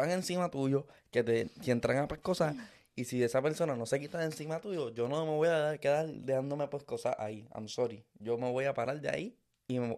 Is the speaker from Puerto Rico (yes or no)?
yes; Puerto Rico; vinimos del del País de Puerto Rico